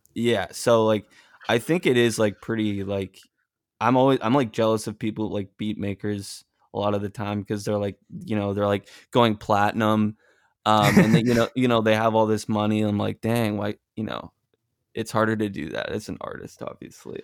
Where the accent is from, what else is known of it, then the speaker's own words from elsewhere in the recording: Massachusetts, United States; now in Los Angeles, United States; I'm originally from Massachusetts